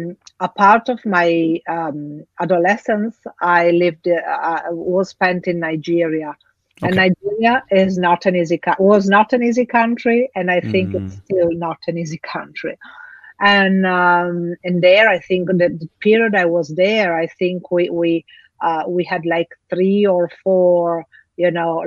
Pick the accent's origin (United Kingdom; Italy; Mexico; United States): Italy; also born or lived in Africa; Actually, I grew up between Africa and Italy. So two different, completely different cultures, completely different environments.